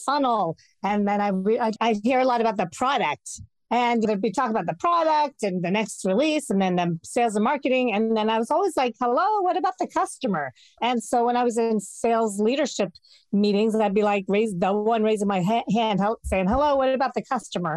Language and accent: English; Bay Area, California, United States; also born or lived in United Kingdom; I grew up in the Bay Area. This is where I'm from